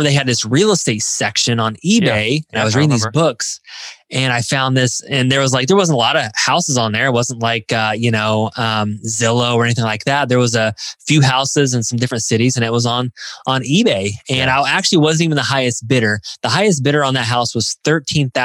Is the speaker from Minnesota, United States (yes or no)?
no; Indianapolis, Indiana, United States; I grew up in Indiana. I'm from Indianapolis. I live close to Indianapolis, Indiana now, but I always live in Indiana